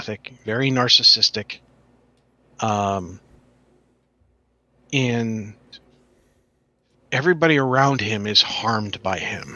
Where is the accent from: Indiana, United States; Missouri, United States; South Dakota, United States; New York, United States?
New York, United States; I grew up in New York.